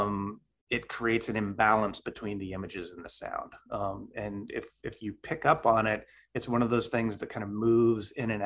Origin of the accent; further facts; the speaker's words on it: Idaho, United States; moved away as an adult; also born or lived in California / Louisiana / upstate New York; now in Oregon, United States; raised in Idaho